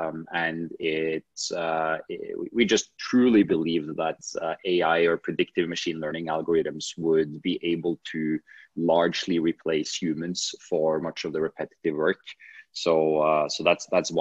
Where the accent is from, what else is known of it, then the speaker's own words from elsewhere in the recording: Norway; I'm from Norway